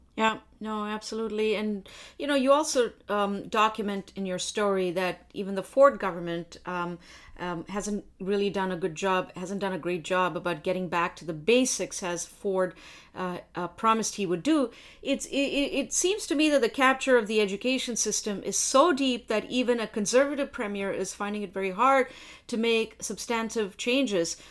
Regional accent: India; now in Canada; I was born in India

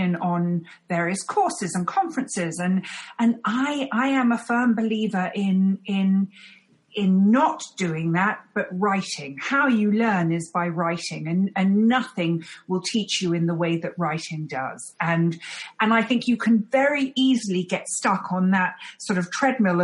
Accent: London, United Kingdom; moved away; I'm a Londoner, born and bred

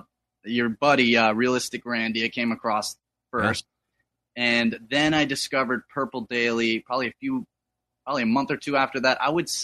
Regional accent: East Coast, United States; He was born and raised in Minnesota and moved out here to the East Coast where I was born.

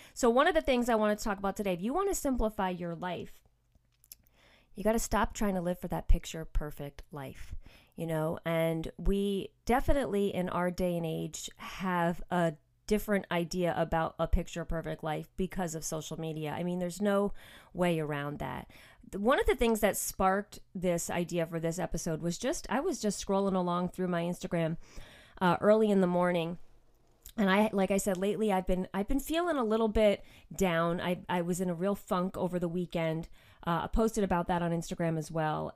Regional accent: outside of New York City, United States; moved away; I grew up actually outside of New York City

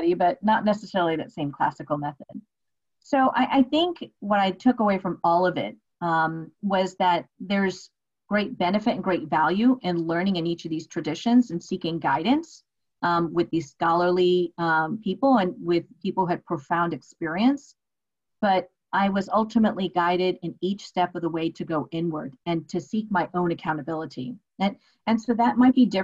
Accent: United States; my culture is being an Indian woman born and raised here in the States.

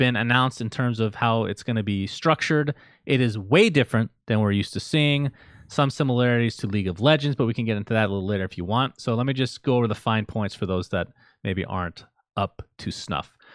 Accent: United States; also born or lived in Middle East; growing up in the United States

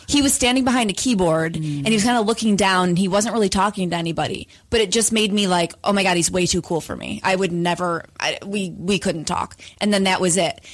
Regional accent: upstate New York, United States; now in Los Angeles, United States; we both live in Los Angeles currently, but we're both from upstate New York originally

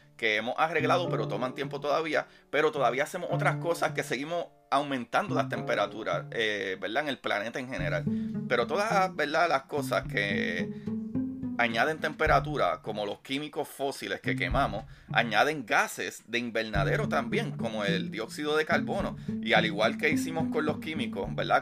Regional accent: Puerto Rico; mi país, Puerto Rico

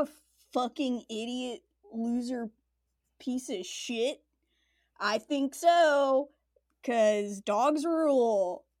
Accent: Los Angeles, California, United States; I grew up in California, in the Southern California suburb of Los Angeles known as the Valley.

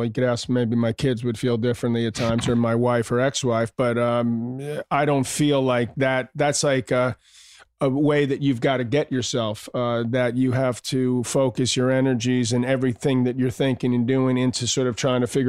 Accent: New York City, New York, United States; also born or lived in Malibu, California; I grew up in Douglas and Queens.

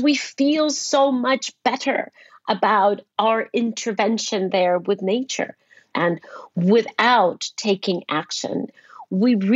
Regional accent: Costa Rica; When I was very young, under the age of 10 or maybe 10, I traveled with my parents who were politicians and traveled with them to every corner of my home country, Costa Rica

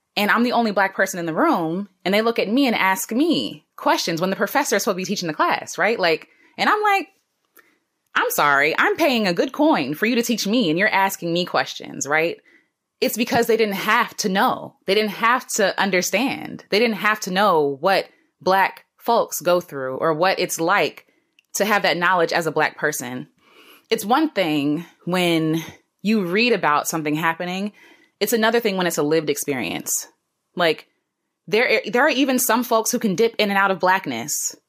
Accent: United States; I'm an American black woman

